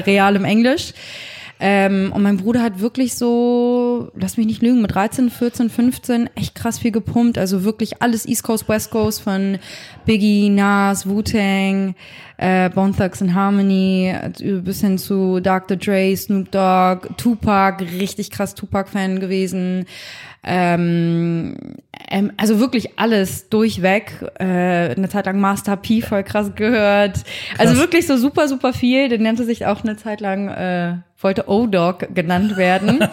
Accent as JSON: {"language": "German", "region": "Hamburg", "country": "Germany", "tie": "born or raised there", "said": "ich bin jetzt nicht in Harlem groß geworden, sondern in hamburg langhorn"}